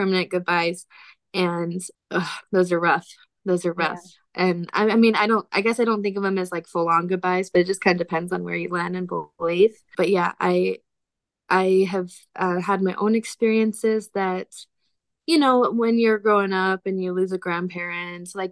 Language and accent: English; Utah, United States; moved away as an adult; also born or lived in Alabama / Mississippi; now in Tennessee, United States; I am from Utah. My husband and I are both from Utah. We're born and raised there